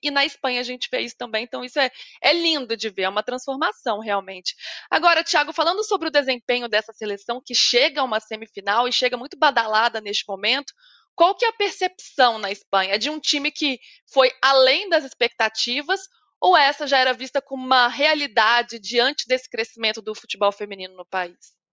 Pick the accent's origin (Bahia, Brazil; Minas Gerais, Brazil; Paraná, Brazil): Minas Gerais, Brazil; Eu sou mineira